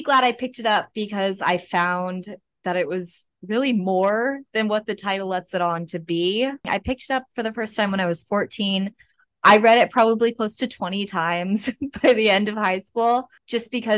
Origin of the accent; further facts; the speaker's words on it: Rehoboth Beach, Delaware, United States; also born or lived in Maryland; I grew up in Rehoboth Beach, Delaware, but I'm originally from Maryland.